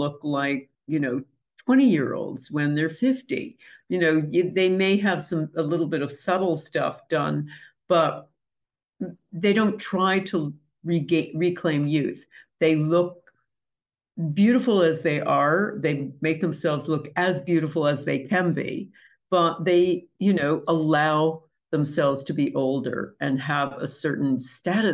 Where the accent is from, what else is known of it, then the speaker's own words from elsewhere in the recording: United States; I'm American